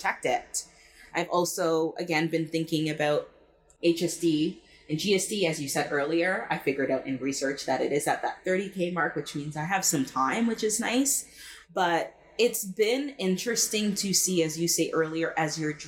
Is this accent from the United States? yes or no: no; Jamaica; I am Jamaican, and growing up Jamaican and within the Black culture